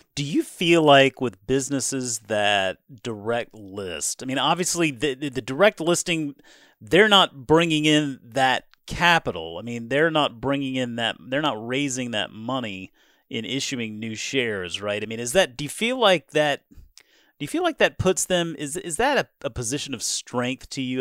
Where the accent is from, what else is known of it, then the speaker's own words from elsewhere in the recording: Charleston, South Carolina, United States; moved away; I grew up in Charleston, got to play a lot of golf down there in Charleston, Mount Pleasant